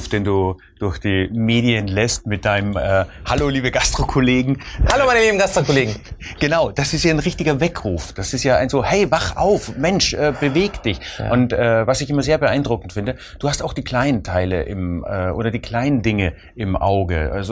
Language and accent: German; Austria; Also ich als Österreicher äh, verfolge immer gern den Schnitzelpreis. Äh, und als Österreicher rede ich natürlich von echten Kalbschnitzel, ne?